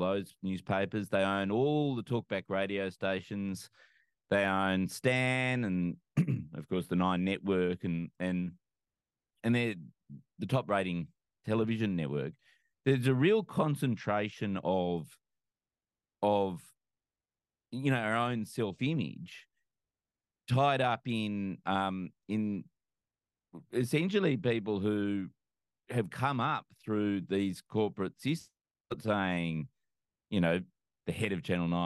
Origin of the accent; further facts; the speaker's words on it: New South Wales, Australia; growing up in New South Wales